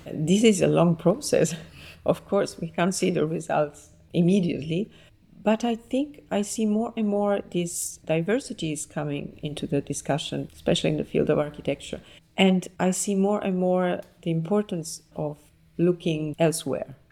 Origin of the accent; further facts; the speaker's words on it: Naples, Campania, Italy; moved away as an adult; now in Paris, France; I was born in Naples and I grew up there and I studied architecture there.